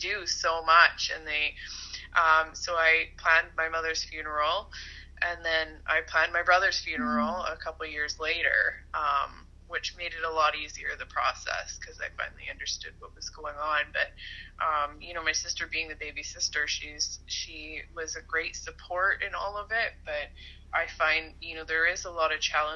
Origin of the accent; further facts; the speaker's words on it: Port Alberni, British Columbia, Canada; also born or lived in Kelowna, British Columbia; grown up in BC. I was born on Vancouver Island in Port Alberni. I spent most of my life there, kind of all over the island.